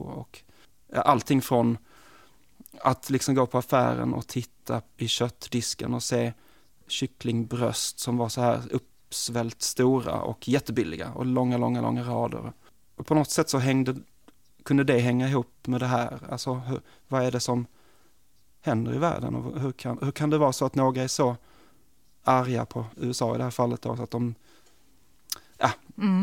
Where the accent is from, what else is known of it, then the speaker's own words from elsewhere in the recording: Malmö, Skåne, Sweden; moved away as an adult; also born or lived in New York / Stockholm; jag är, kommer från Malmö